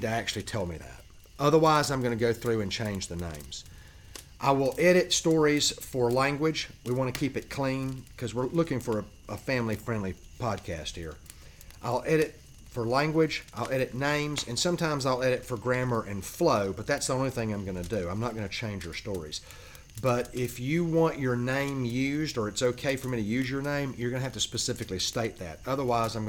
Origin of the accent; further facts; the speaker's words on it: South Georgia, United States; I'm originally from South Georgia